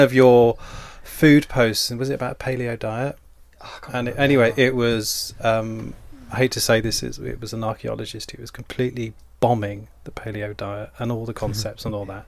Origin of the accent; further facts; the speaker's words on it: Dover, South East England, United Kingdom; I'm from Dover in Kent